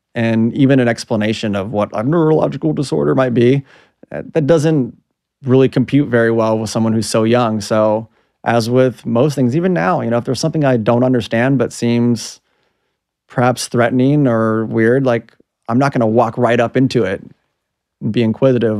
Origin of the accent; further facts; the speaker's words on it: Los Angeles, California, United States; I grew up in Southern California, Los Angeles